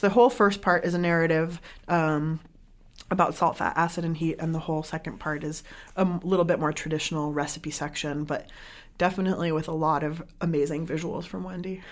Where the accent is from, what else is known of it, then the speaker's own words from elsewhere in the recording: San Diego, California, United States; moved away as an adult; also born or lived in Iran (family) / Bay Area; I grew up in San Diego